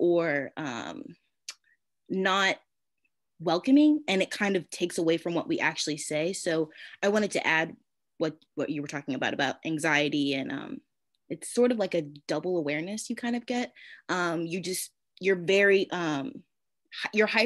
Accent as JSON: {"language": "English", "town": "Philadelphia", "region": "Pennsylvania", "country": "United States", "tie": "born or raised there", "said": "I grew up in Philly"}